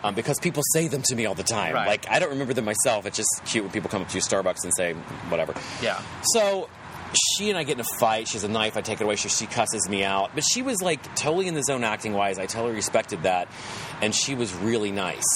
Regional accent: West Virginia, United States; accent: West Virginia; my West Virginia accent comes out

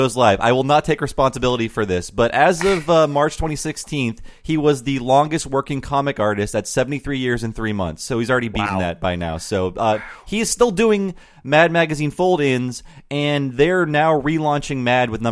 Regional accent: Midwest, United States; I grew up in the Midwest, and you do a lot of bowling in the Midwest

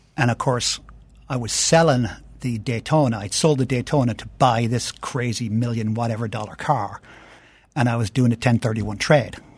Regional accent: Ireland; moved away as an adult; now in United States; I grew up in Ireland, and, um, uh, in the sixties and seventies

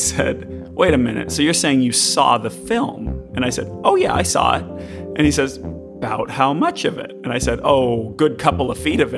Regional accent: Massachusetts, United States; I remember going to Walden Pond growing up in Massachusetts.

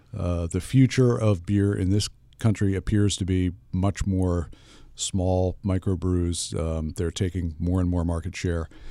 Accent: United States; as an American consumer

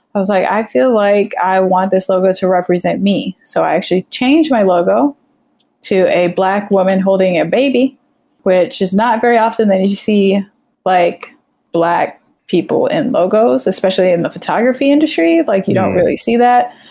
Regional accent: Florida, United States; also born or lived in Trinidad; I grew up in Florida

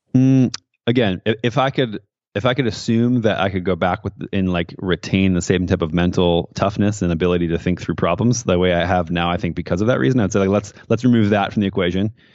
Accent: Midwest, United States; moved away; also born or lived in San Francisco; growing up in the Midwest in a small town, very conservative

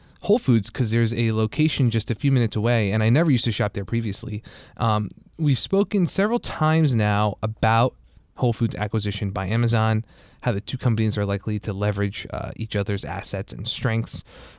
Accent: New Jersey, United States; now in DC metro area, United States; I'm from New Jersey

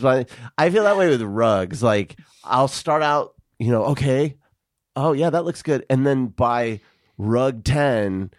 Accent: Tucson, Arizona, United States; I grew up in Tucson

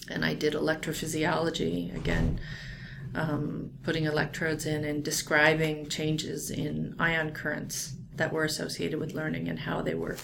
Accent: Orange County, California, United States; that's where I'm from too

